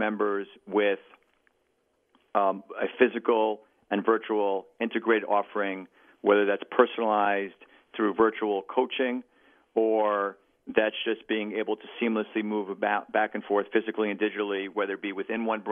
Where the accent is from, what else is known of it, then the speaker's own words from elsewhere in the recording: New York City, New York, United States; as a New Yorker